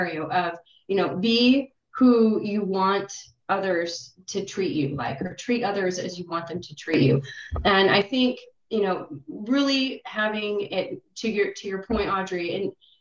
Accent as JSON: {"language": "English", "country": "United States", "said": "I'm coming in as an American"}